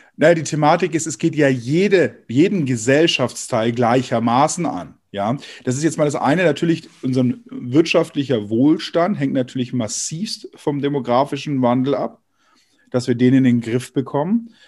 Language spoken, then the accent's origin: German; Germany; bei uns in Deutschland